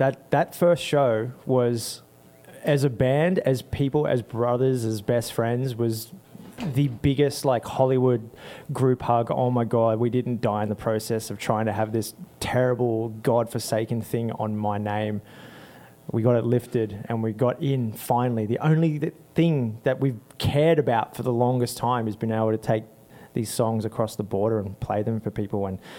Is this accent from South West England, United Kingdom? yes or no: yes; Bristol, South West England, United Kingdom; We're three cats. We're from Bristol, England.